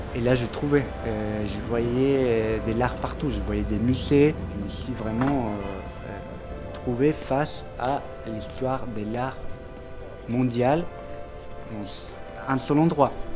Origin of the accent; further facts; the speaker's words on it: Córdoba, Argentina; French is a second language; moved away as an adult; now in Paris, France; Je viens de l'Argentine, d'une ville qui s'appelle Cordoba.